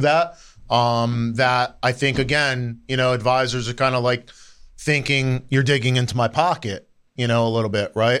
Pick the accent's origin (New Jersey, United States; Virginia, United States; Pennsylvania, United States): New Jersey, United States; I grew up in New Jersey, right? I'm, I'm a North Jersey guy